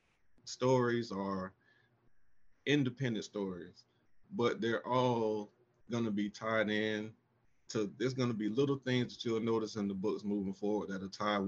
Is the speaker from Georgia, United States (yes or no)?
yes; Augusta, Georgia, United States; now in Atlanta, United States; I'm originally from Augusta, Georgia, and currently live in Atlanta.